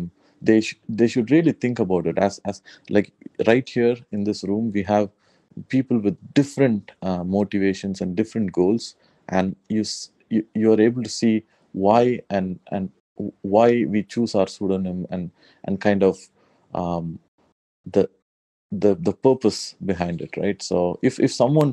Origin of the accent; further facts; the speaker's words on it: South India, India; I'm very much from South India